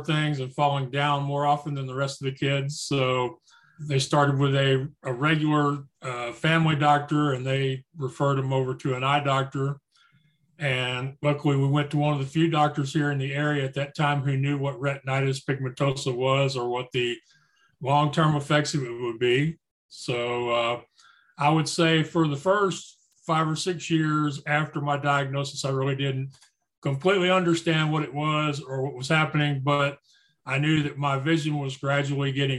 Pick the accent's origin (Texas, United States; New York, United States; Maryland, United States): Texas, United States; Spring; I was born and raised in Spring, Texas, which is a suburb of Houston